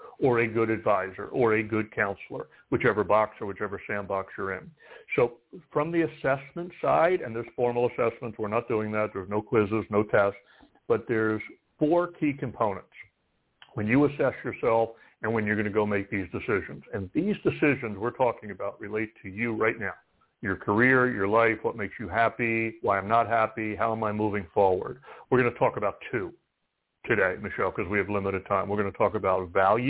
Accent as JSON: {"language": "English", "region": "East Coast", "country": "United States", "said": "I'm from the East Coast"}